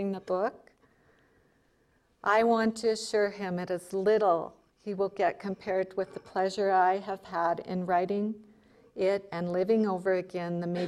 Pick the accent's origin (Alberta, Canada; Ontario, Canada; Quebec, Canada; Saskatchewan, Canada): Alberta, Canada; Calgary; now in Helena, United States; I was born and raised in Calgary, Alberta